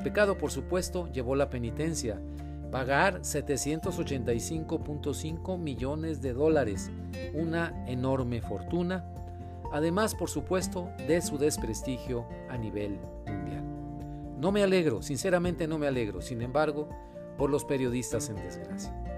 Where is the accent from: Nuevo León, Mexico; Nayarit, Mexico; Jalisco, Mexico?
Nuevo León, Mexico; Monterrey; Yo soy periodista de Monterrey, México.